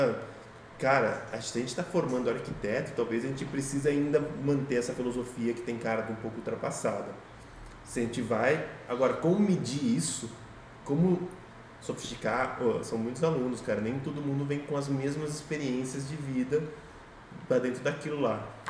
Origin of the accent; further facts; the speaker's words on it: Sorocaba, São Paulo, Brazil; A gente está aqui em Sorocaba, vamos dizer, a gente cresceu aqui, vive aqui